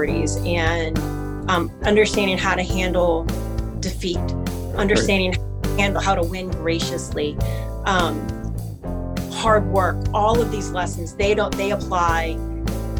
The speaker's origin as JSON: {"language": "English", "town": "New Orleans", "region": "Louisiana", "country": "United States", "tie": "born or raised there", "said": "I am born and raised in New Orleans, Louisiana. And I've lived here, like I said, I've lived here my entire life."}